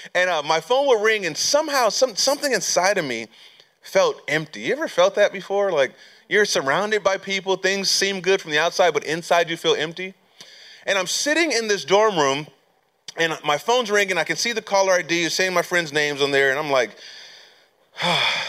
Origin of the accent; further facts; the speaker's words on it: California, United States; moved away as an adult; I'm from California, born and raised, so I moved back to California